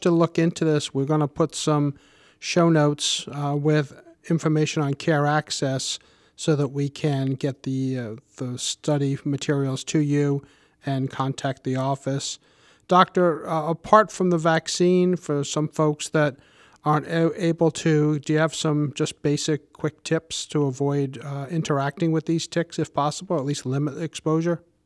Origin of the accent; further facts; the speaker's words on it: Warwick, Rhode Island, United States; I grew up in Warwick and have been a homeowner for over thirty years in our lovely city.